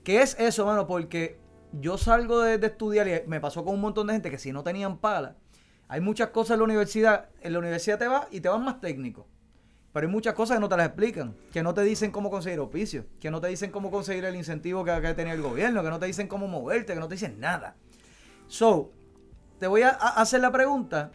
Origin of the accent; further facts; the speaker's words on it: Puerto Rico; descríbenos a nosotros ah, como puertorriqueños